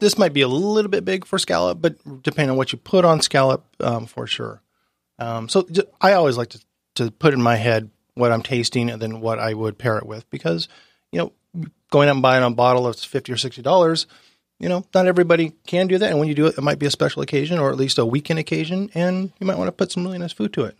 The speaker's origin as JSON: {"language": "English", "town": "Laguna Niguel", "region": "California", "country": "United States", "tie": "born or raised there", "moved": "as an adult", "lives_now": "Oceanside, United States", "said": "I grew up in Orange County."}